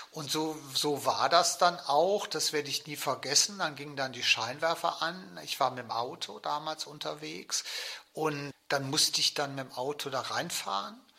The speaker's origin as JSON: {"language": "German", "region": "West Germany", "country": "Germany", "said": "wer bin ich eigentlich als Westdeutscher, das spielte ja damals eine sehr große Rolle."}